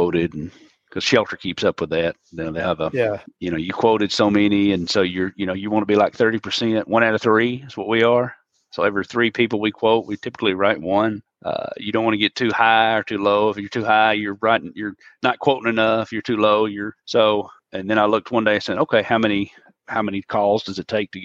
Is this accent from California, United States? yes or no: no; Mississippi, United States; I'm from Mississippi.